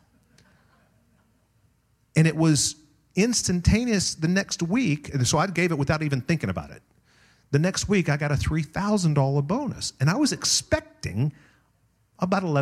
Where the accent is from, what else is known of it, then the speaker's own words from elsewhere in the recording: Tulsa, Oklahoma, United States; now in Las Vegas, United States; I grew up on the Oral Roberts University campus